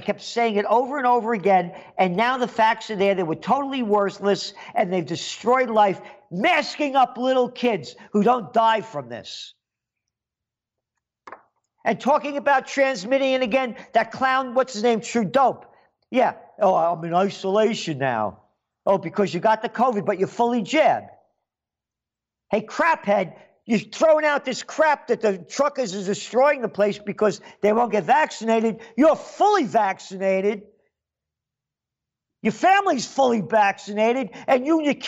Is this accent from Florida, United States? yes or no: no; Yonkers, New York, United States; also born or lived in Bronx, New York; When I moved from Yonkers to the Bronx, from Bronx to Yonkers, rather, I was a little kid young